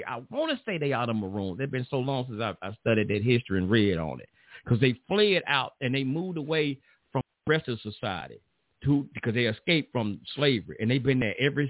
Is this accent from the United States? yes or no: yes; United States; I'm from America